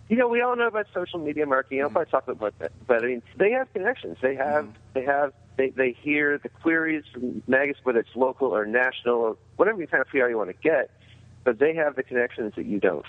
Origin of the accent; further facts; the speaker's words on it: Canada; I really, really am Canadian